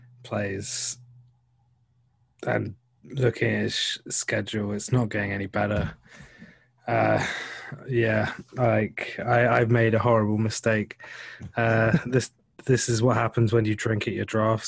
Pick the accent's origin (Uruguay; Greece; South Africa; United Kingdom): United Kingdom; England; I'm from England.